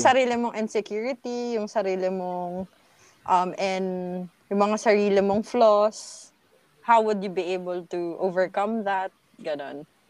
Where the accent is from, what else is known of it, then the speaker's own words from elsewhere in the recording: Laguna, Calabarzon, Philippines; na taga Laguna ako. Taga Laguna kami.